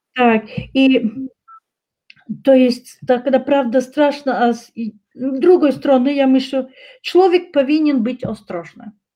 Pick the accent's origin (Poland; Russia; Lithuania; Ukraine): Russia; Chechnya; Polish is a second language; moved away; u nas w Czeczeniu